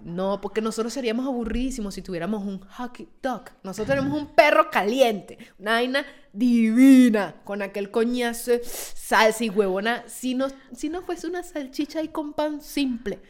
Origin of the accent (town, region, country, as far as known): Venezuela; now in Italy